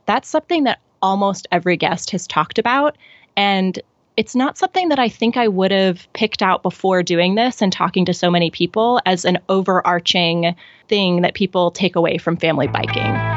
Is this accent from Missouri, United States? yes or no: yes; Columbia, Missouri, United States; moved away as an adult; now in Bloomington, United States; I grew up in Columbia, Missouri